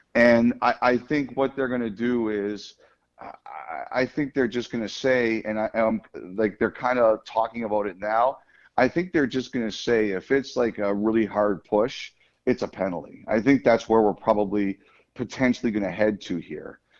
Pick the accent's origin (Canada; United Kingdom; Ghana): Canada; Toronto, Ontario; I grew up in Toronto